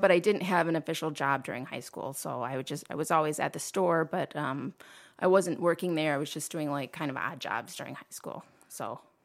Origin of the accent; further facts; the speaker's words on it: Toledo, Ohio, United States; I was born in Toledo, grew up in, uh, um, Old Orchard neighborhood